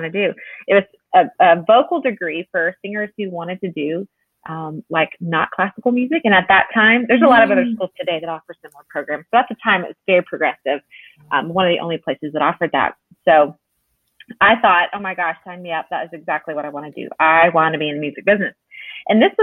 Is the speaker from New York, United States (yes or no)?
no; Dallas, Texas, United States; also born or lived in Nashville; I am from the Dallas area. I've been here all of my life, except for 7 years